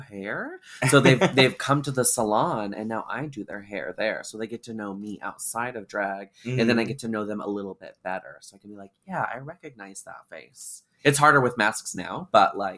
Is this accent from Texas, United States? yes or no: no; Vancouver, Washington, United States; I'm from Vancouver, Washington.